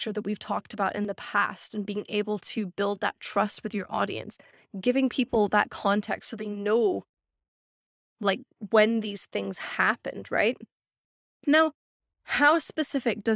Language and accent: English; Scotland, United Kingdom; moved away; I grew up in Scotland